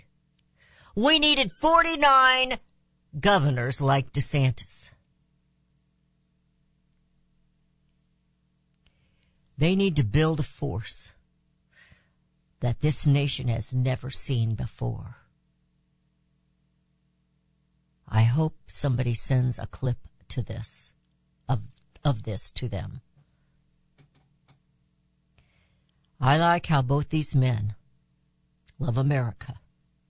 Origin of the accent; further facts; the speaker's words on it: United States; as American citizens